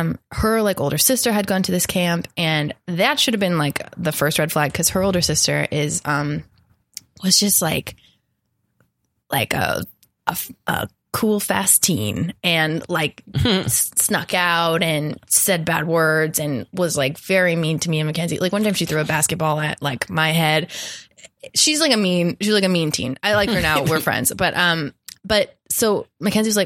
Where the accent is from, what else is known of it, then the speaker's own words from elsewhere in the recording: Nevada, United States; I'm from Nevada.